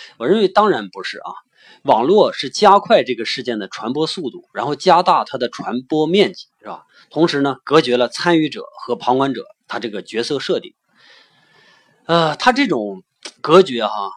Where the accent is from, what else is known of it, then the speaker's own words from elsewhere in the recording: China; 那换到我们中国呢？